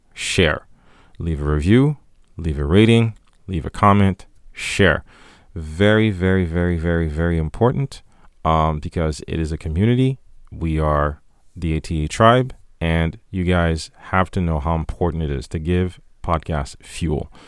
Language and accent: English; Haiti; moved away; growing up in Haiti